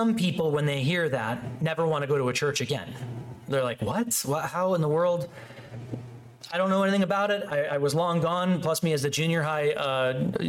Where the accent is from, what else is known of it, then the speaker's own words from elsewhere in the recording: Chicago, Illinois, United States; the church I grew up in Chicago